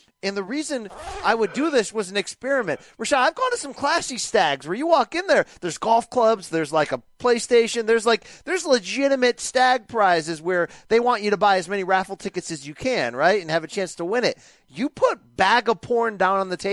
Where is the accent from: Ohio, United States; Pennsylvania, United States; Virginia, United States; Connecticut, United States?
Connecticut, United States; Naugatuck Valley; where I'm from, in the Naugatuck Valley in Connecticut, in the Industrial Valley. See, I'm from Connecticut